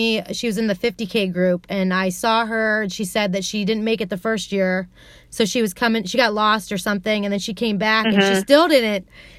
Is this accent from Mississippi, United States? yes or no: no; Columbus, Ohio, United States; I'm from Columbus and there aren't a lot of trails here.